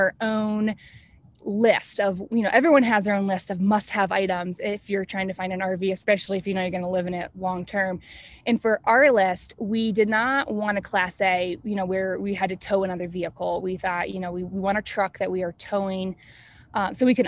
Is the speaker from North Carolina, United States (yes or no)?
yes; Asheville, North Carolina, United States; We are originally from Asheville, North Carolina